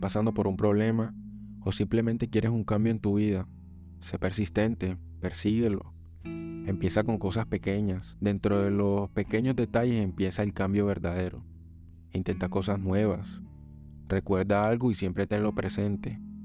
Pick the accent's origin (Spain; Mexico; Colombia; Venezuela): Colombia; soy colombiano